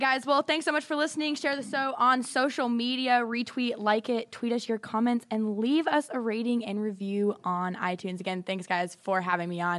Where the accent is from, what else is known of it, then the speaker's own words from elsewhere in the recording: Idaho, United States; I'm from Idaho